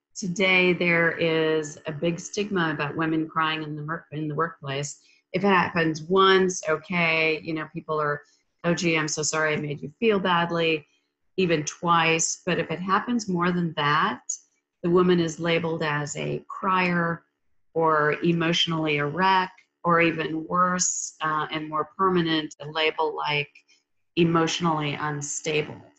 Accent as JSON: {"language": "English", "region": "Minnesota", "country": "United States", "tie": "born or raised there", "moved": "yes", "lives_now": "Texas, United States", "said": "I grew up in Minnesota"}